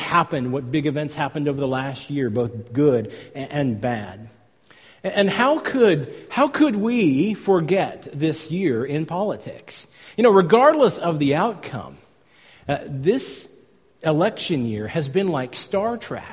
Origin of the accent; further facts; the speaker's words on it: California, United States; I come from California